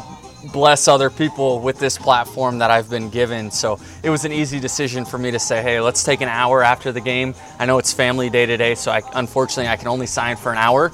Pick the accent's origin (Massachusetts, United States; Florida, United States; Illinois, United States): Florida, United States; Tampa Bay; here we are in my hometown